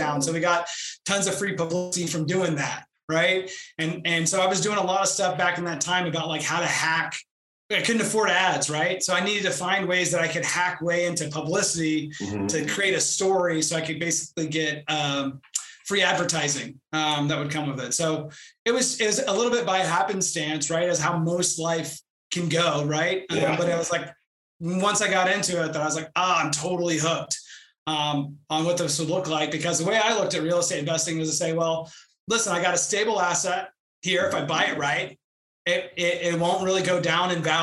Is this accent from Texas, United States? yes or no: yes; Houston, Texas, United States; also born or lived in Albany, New York / Austin, Texas; I was born and raised in Houston, Texas